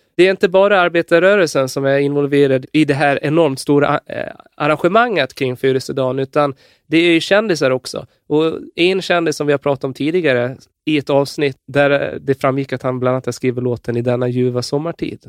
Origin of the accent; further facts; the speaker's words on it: Gotland, Sweden; jag är ju från Gotland